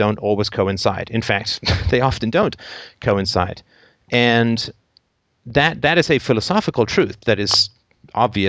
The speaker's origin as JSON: {"language": "English", "region": "England", "country": "United Kingdom", "tie": "born or raised there", "said": "I grew up in England in the 70s, and I went to boarding school"}